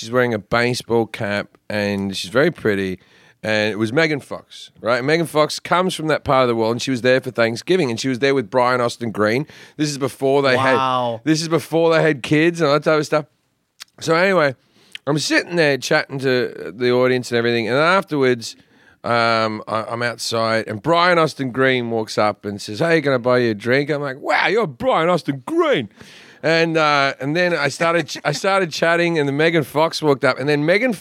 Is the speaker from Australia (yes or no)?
yes; Australia; moved away as an adult; now in United States; as an Australian who had been in the country for about 6 months